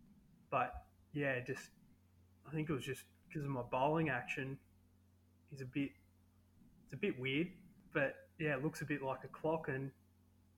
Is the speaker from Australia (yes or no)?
yes; Echuca, Victoria, Australia; moved away as an adult; also born or lived in Red Hill; I grew up in Echuca playing cricket there